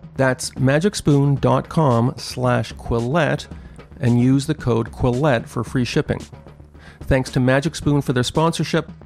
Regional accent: Canada; I'm from Canada

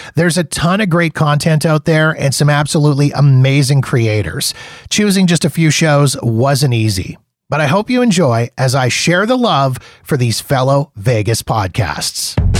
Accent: Canada; as a Canadian

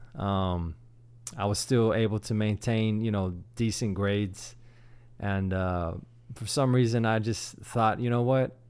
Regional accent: Sugar Land, Texas, United States; also born or lived in San Antonio; I grew up here in, in Houston, actually in Sugarland

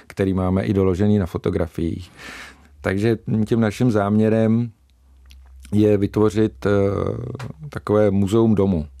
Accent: Polabí, Central Bohemian Region, Czechia; jsem člověk eh, z Polabí

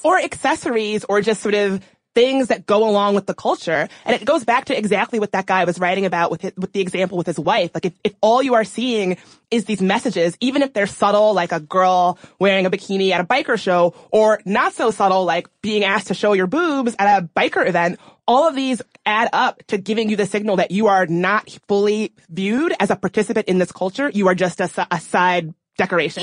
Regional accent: the American South, United States; Growing up in the South

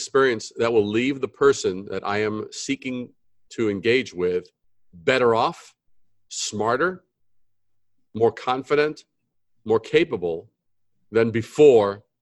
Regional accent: New York City, New York, United States; born or raised there; also born or lived in Brooklyn / Long Island / Manhattan

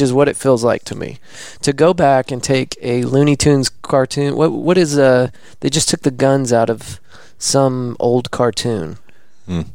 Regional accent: the South, United States; Born and raised in the South

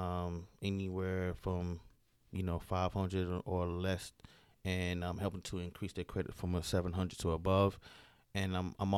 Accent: Miami, Florida, United States; moved away as an adult; now in Atlanta, United States; I'm originally from Miami, Florida. Currently staying in Atlanta, Georgia for about 6 years.

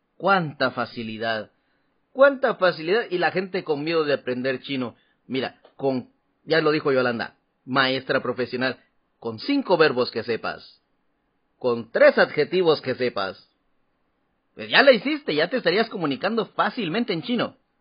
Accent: Guatemala; now in Taiwan; de Guatemala

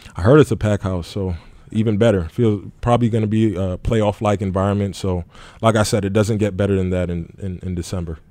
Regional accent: New York City, New York, United States; moved away; also born or lived in Jacksonville; born and raised in the Bronx from New York City

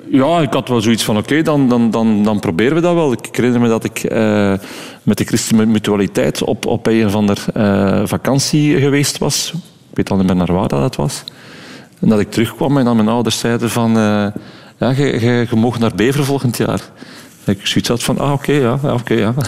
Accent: Dendermonde, Flanders, Belgium; accent: West Flemish; wij zijn er ook opgeruid, dus we hebben ons daar absoluut thuis gevoeld

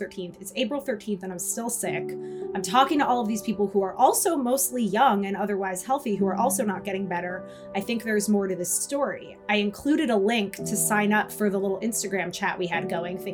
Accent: New York City, New York, United States; I grew up in New York City

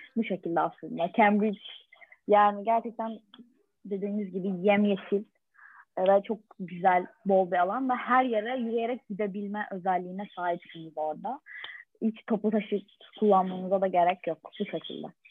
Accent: Turkey; Türk kültüründen de geldiğimiz için

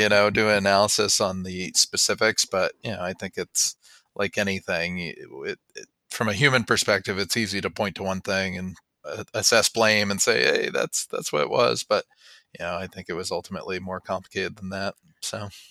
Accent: Springfield, Vermont, United States; also born or lived in Massachusetts (North Shore) / Colorado / New Hampshire; by birth from Massachusetts, but by upbringing from Vermont

